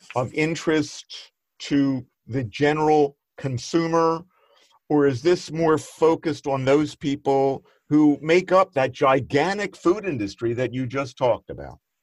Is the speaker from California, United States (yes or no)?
no; Philadelphia, Pennsylvania, United States; I grew up in Northeast Philadelphia